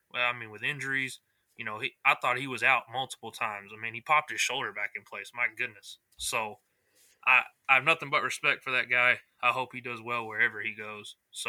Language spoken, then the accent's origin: English; East Texas, United States; We're all from East Texas